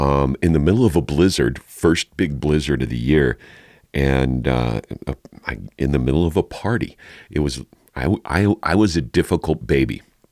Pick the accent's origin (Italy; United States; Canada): United States; Santa Fe, New Mexico; born there; I was born in down in Santa Fe while my bio dad was going to college on his GI Bill from his two tours of Vietnam.